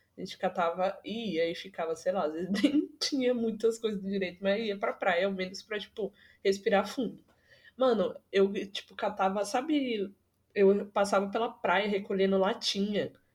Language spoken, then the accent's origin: Portuguese; São Paulo, Brazil; eu moro no Jardim Brasil. E, tipo, o Jardim Brasil, aqui da Zona Norte, hoje em dia tá bom, assim, hoje em dia, nos últimos 5, 6 anos. Mas quando eu era mais nova, era muita barra